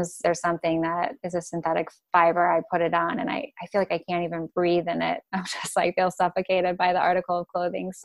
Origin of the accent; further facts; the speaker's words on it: Chicago, Illinois, United States; moved away as an adult; now in Oregon, United States; where I grew up in Chicago, it's not very mainstream